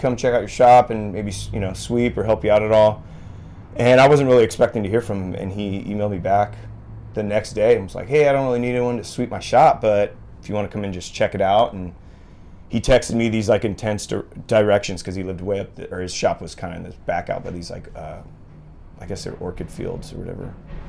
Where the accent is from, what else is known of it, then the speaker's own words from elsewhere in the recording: Santa Barbara, California, United States; I grew up in Santa Barbara, and so there's a lot of, you know, like shaping history out of Santa Barbara area